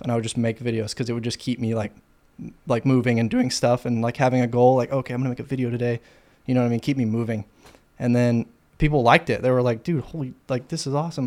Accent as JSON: {"language": "English", "town": "Fort Worth", "region": "Texas", "country": "United States", "tie": "born or raised there", "lives_now": "Austin, United States", "said": "Fort Worth, Texas."}